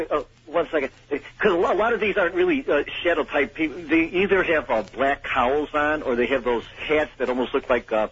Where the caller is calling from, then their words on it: Houston, Texas, United States; I'm from Houston, Texas.